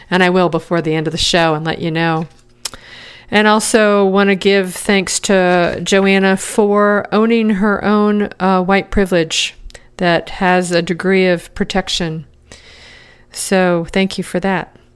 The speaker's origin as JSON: {"language": "English", "region": "Pennsylvania", "country": "United States", "tie": "born or raised there", "said": "I was born and raised in the Alleghanies, part of the Appalachian Mountains in western Pennsylvania. The beauty of these mountains will be with me all my life."}